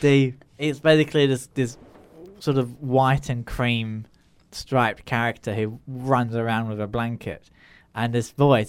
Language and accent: English; Grimsby, Yorkshire and the Humber, United Kingdom; born or raised there; also born or lived in Australia